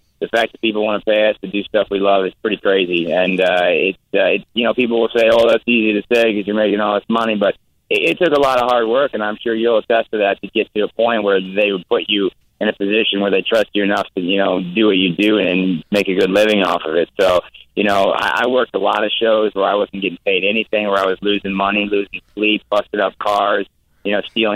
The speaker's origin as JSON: {"language": "English", "region": "Iowa", "country": "United States", "tie": "born or raised there", "also_born_or_lived": "Tampa, Florida", "said": "I'm from Iowa, man. I grew up in the Midwest. I still live there"}